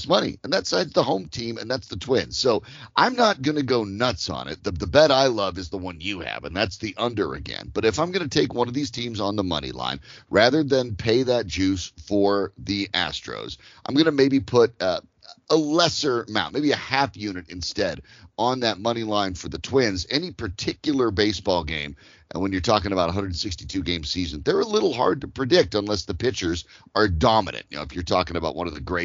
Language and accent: English; Colorado, United States; growing up in Colorado